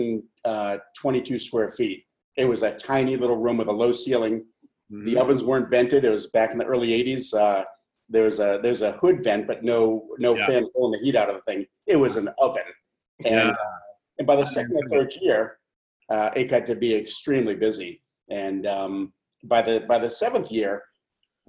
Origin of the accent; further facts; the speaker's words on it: Nantucket, Massachusetts, United States; now in Portland, United States; I grew up on Nantucket Island and worked at a bike shop through high school.